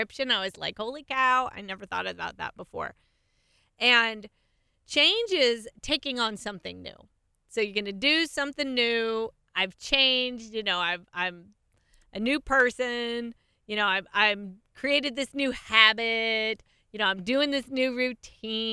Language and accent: English; California, United States; I grew up in California